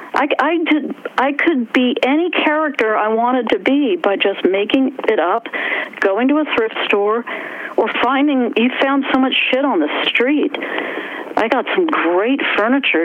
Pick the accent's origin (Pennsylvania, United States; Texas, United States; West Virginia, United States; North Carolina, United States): West Virginia, United States; accent: West Virginia; moved away; also born or lived in New York; my West Virginia accent